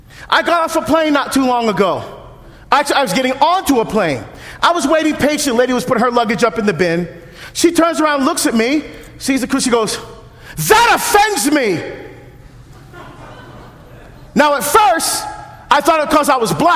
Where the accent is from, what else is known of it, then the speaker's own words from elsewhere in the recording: New Jersey, United States; now in Oregon, United States; I'm from Jersey.